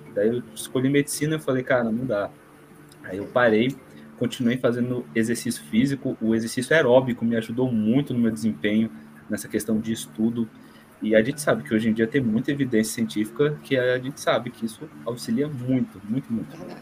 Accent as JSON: {"language": "Portuguese", "town": "Brasília", "region": "Federal District", "country": "Brazil", "said": "nós somos de Brasília, somos acadêmicos de Brasília"}